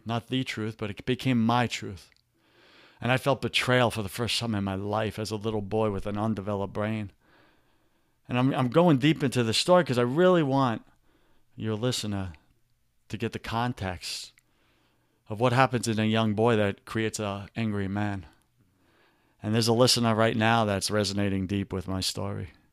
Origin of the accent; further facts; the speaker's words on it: New York, United States; accent: New York; my New York accent is coming out.